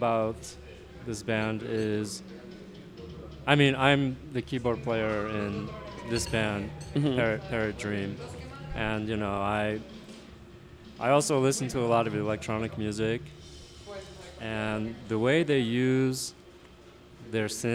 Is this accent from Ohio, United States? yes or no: yes; Ohio, United States; also born or lived in Montreal; now in New York, United States; I grew up in Ohio